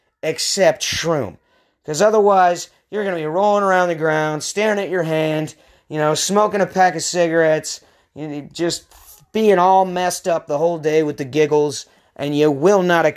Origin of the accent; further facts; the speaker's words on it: Pacific Northwest, United States; moved away as an adult; also born or lived in San Diego / Portland, Oregon; my home, my original home, up in the Pacific Northwest